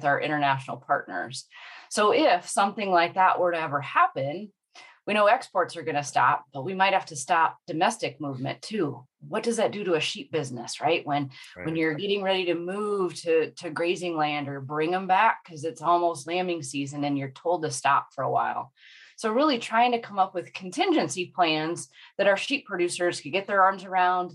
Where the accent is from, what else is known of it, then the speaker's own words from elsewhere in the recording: South Dakota, United States; moved away as an adult; now in Iowa, United States; I'm originally from South Dakota, so I say I moved south to Iowa for the summer, and it is. Winters here are a lot warmer than where I grew up